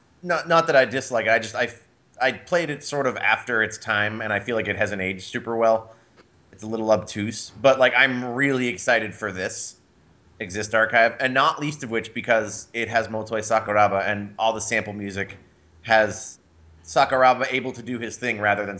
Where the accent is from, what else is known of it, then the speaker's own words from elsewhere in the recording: Massachusetts, United States; Yeah, but I'm not from there. I'm from Massachusetts.